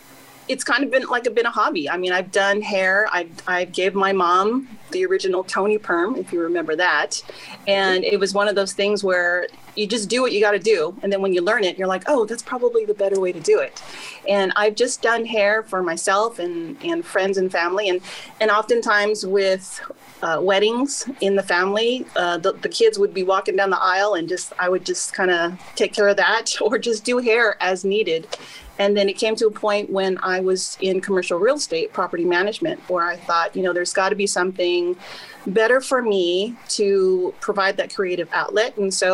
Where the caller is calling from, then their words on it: Lakewood, California, United States; I am calling from Lakewood, California.